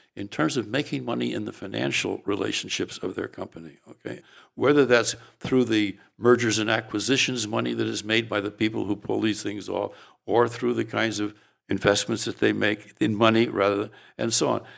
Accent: San Francisco, California, United States; when I went to high school in San Francisco, and I grew up in the Italian quarter, North Beach

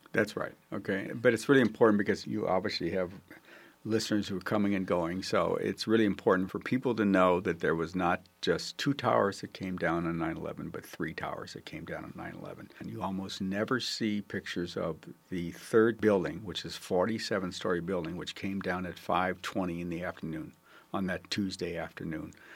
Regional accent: Buffalo, New York, United States; I come from Buffalo, New York

